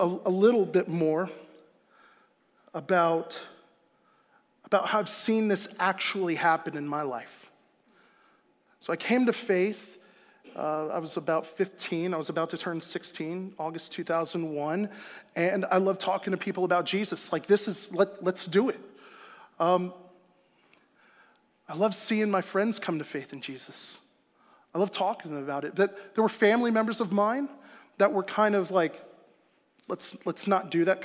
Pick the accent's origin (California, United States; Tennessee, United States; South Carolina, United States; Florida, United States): Florida, United States; South; moved away; I'm from South Florida. I spent my formative years there